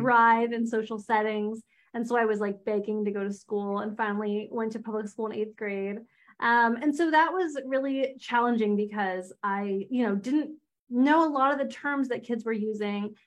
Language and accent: English; outside of Philadelphia, Pennsylvania, United States; now in Pittsburgh, United States; I grew up outside of Philly. Um, I live in Pittsburgh now, so I'm on the other side of Pennsylvania